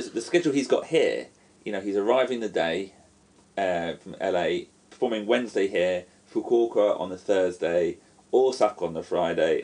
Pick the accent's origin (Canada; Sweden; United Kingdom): United Kingdom; now in Japan; I'm British